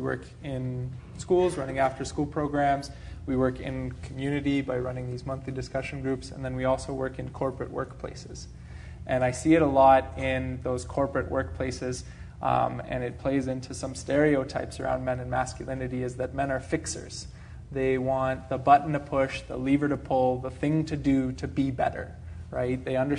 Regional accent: Czechia; and I'm originally from Czechoslovakia, so a communist country.

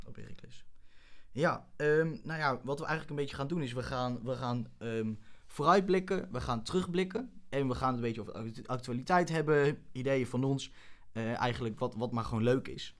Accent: Wierden, Overijssel, Netherlands; moved away as an adult; now in Groningen, Netherlands; ik ben geboren in Wierden

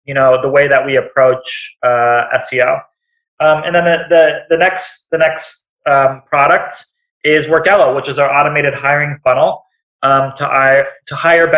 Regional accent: Seattle, Washington, United States; I'm from Seattle

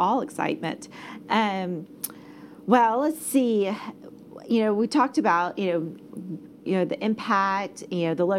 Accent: Plano, Texas, United States; I'm from Plano

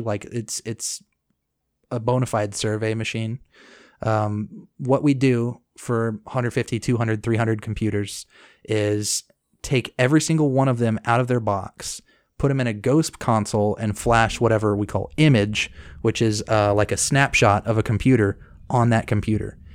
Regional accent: Cedar Park, Texas, United States; also born or lived in Corsicana, Texas / Waco, Texas / Lubbock, Texas / Dallas, Texas; I grew up in Cedar Park, Texas, which is right outside of Austin. And then after fifth grade, I moved to a little podunk down, town called Corsicana, Texas. And I finished high school there

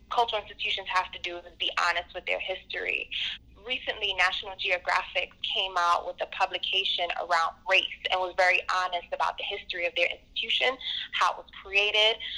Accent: New York City, New York, United States; I'm from Brooklyn, born and raised, but I have family and friends that I visit in the Bronx, and it's it's pretty much always been that way. So

